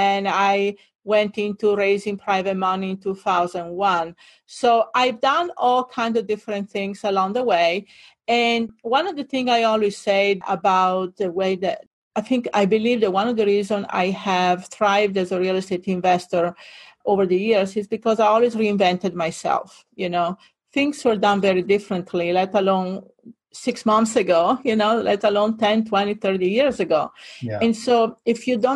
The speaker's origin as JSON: {"language": "English", "area": "near Venice", "region": "Veneto", "country": "Italy", "tie": "born or raised there", "also_born_or_lived": "Hawaii", "second_language": "English", "moved": "as an adult", "lives_now": "Fort Lauderdale, United States", "said": "I grew up in Italy, northern Italy, near Venice"}